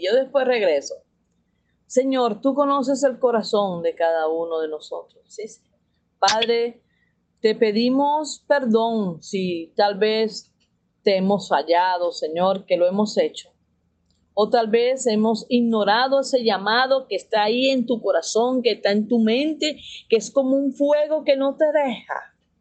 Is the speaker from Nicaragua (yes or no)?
no; Venezuela; moved away as an adult; now in Mexico; somos venezolanos, venimos aquí a México